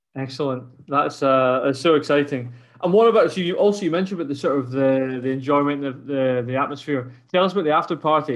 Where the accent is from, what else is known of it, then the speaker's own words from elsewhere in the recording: Scotland, United Kingdom; as a Scot